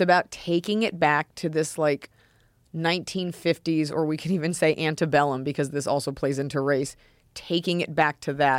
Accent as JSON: {"language": "English", "country": "United States", "said": "I'm too programmed as an American"}